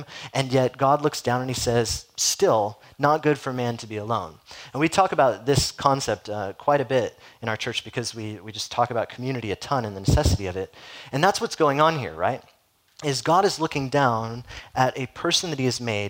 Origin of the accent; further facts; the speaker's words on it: Southern California, United States; growing up in Southern California